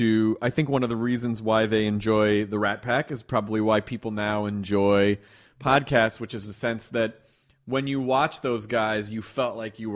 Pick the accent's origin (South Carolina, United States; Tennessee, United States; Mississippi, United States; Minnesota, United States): Tennessee, United States; Memphis; also born or lived in Kentucky; I grew up in the South. I was born in Kentucky and grew up in Memphis, Tennessee, and was always sort of socially outcast.